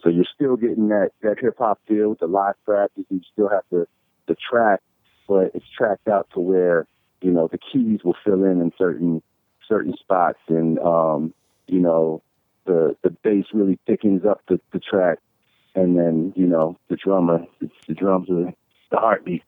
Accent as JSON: {"language": "English", "region": "Northern Virginia", "country": "United States", "tie": "born or raised there", "also_born_or_lived": "Washington, D.C. / Stafford, Virginia / Fredericksburg, Virginia", "said": "I was born in D.C. and then we lived in Northern Virginia for for a little while, and then we ended up going kept going further south."}